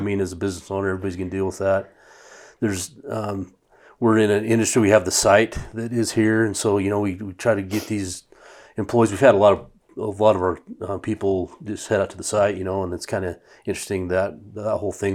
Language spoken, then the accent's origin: English; Idaho Falls, Idaho, United States; also born or lived in Boise; two guys that I grew up with in Idaho Falls